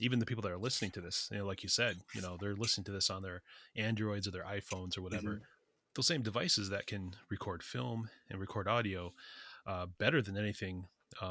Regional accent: United States; I grew up on the Sisson of Wahpeton, res

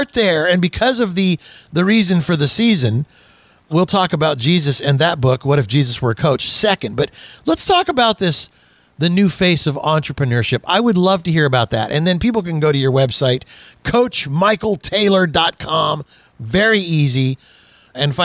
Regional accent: Houston, Texas, United States; I was born in Houston.

